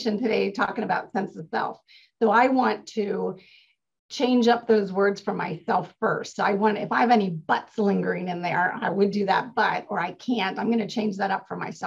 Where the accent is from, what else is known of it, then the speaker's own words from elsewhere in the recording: Maryland, United States; now in California, United States; I grew up in Maryland